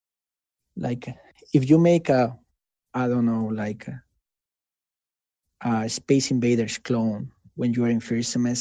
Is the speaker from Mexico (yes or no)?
yes; Mexico; English is a second language; moved away as an adult; now in United States; I didn't used to speak in English back in Mexico, right? And I learned English